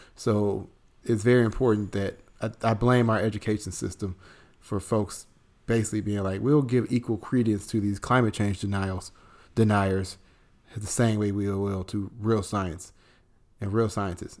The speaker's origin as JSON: {"language": "English", "town": "Chicago", "region": "Illinois", "country": "United States", "also_born_or_lived": "Southeast United States", "moved": "as an adult", "lives_now": "Southeast, United States", "said": "I'm from Chicago, but, um, I live in the Southeast."}